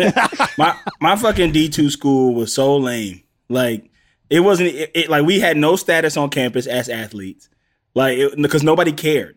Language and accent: English; the South, United States; I'm from the South